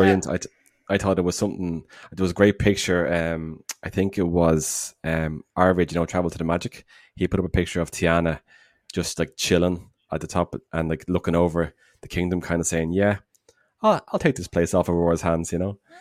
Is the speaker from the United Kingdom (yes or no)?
no; Dublin, Leinster, Ireland; from Dublin